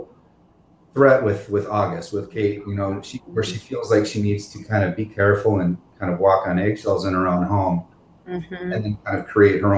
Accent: just north of Seattle, Washington, United States; now in Los Angeles, United States; I'm from the Northwest. I'm from just north of Seattle

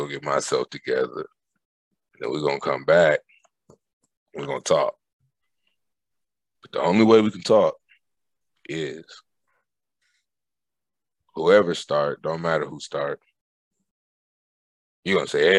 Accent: Germany; born there; And so I was born in Germany.

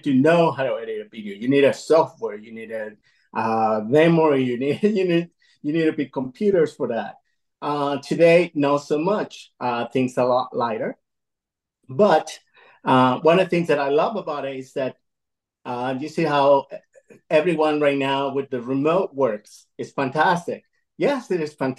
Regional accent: Caracas, Capital District, Venezuela; moved away as an adult; now in United States; I'm an immigrant. I'm fr originally from Caracas, Venezuela. I moved here in the early 90s

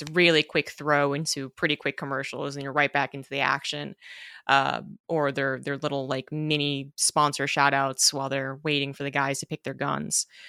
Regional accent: United States; being an American

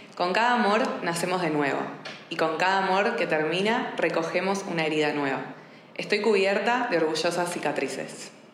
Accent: Argentina; also born or lived in Buenos Aires; now in Barcelona, Spain; siendo argentina y habiéndome formado de coaching en Buenos Aires

